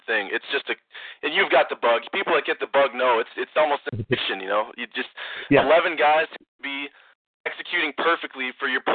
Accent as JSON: {"language": "English", "town": "Greenville", "region": "Wisconsin", "country": "United States", "said": "I'm from Greenville, Wisconsin"}